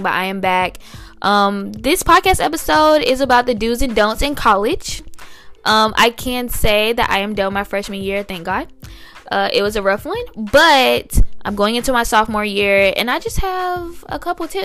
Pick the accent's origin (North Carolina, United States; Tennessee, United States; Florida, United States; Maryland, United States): Florida, United States; Tallahassee; accent: sounds like from Alabama; moved away as an adult; also born or lived in Washington, D.C.; I'm from Tallahassee, Florida, and there aren't any really, like, other role models in our community